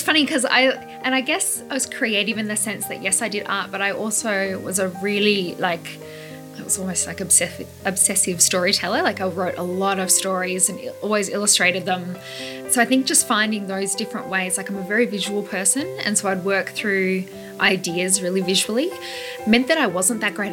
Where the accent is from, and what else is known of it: Leongatha, Victoria, Australia; born or raised there; moved away as an adult; also born or lived in London / Melbourne